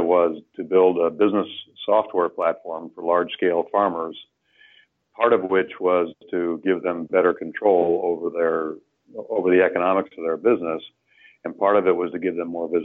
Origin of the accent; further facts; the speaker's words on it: Illinois, United States; I grew up in Illinois where everything was black dirt